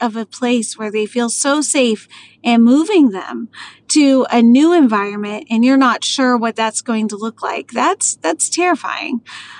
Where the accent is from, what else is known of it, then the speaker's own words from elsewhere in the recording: Maryland, United States; moved away as an adult; I was a Navy girl, but I mostly ended up growing up in Maryland and then moved to Texas to become a teacher